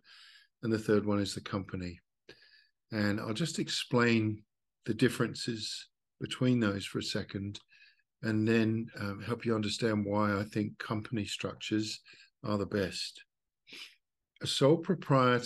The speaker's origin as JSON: {"language": "English", "country": "Australia", "said": "I'm from Australia, so I'm working on the Australian model"}